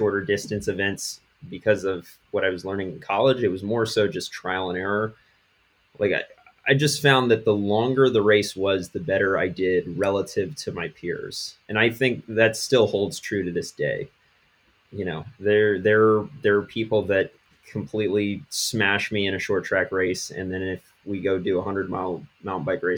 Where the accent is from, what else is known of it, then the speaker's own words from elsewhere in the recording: Washington, District of Columbia, United States; moved away as an adult; also born or lived in Western North Carolina; now in North Carolina, United States; I grew up in the Washington, D.C. area.